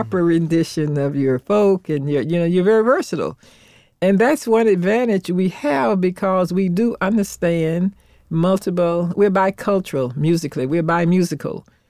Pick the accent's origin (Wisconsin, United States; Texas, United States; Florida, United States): Florida, United States; Orlando; I grew up in Orlando, Florida, era strict segregation